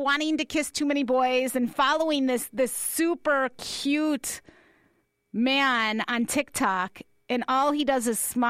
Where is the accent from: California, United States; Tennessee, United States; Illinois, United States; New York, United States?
Illinois, United States; Chicago; now in Tucson, United States; my hometown of Chicago